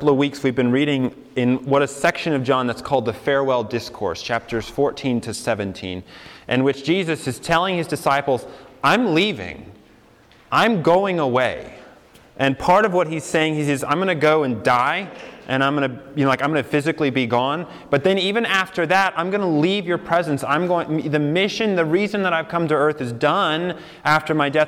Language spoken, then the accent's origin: English; Colorado, United States; moved away as an adult; also born or lived in New York City; I grew up in Colorado, and I went to college in New York City